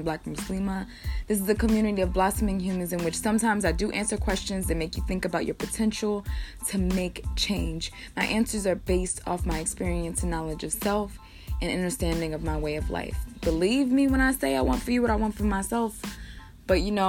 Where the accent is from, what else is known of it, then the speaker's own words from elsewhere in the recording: United States; I'm from America